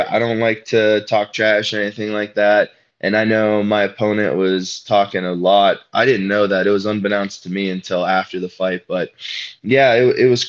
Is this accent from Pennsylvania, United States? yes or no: yes; Western Pennsylvania, United States; I'm from Pennsylvania. And even though I consider myself a mediocre Western Pennsylvania wrestler